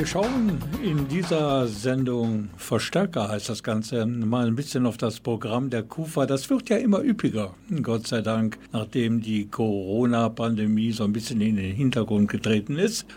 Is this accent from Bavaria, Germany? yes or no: no; Krefeld, North Rhine-Westphalia, Germany; ich bin eine Kriwitsche Jung